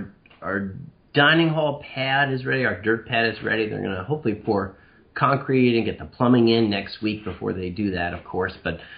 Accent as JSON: {"language": "English", "town": "New York City", "region": "New York", "country": "United States", "tie": "born or raised there", "moved": "yes", "said": "being former New Yorker myself growing up there"}